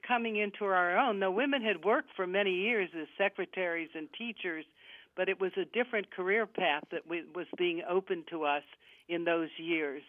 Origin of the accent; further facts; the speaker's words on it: Pittsburgh, Pennsylvania, United States; moved away as an adult; also born or lived in Johnstown, Pennsylvania; I'm from Pittsburgh